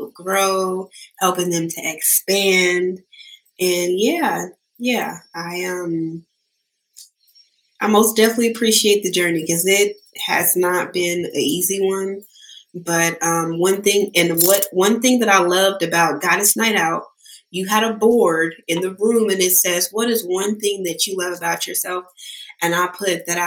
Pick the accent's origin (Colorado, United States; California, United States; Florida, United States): California, United States; Sacramento; I'm here from Sacramento. I grew up in Del Paso Heights